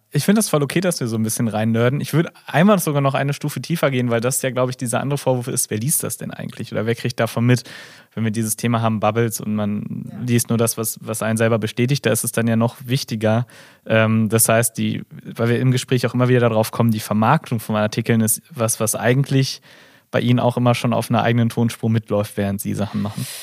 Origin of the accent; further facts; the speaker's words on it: Gelsenkirchen, North Rhine-Westphalia, Germany; Ich bin gebürtiger Gelsenkirchner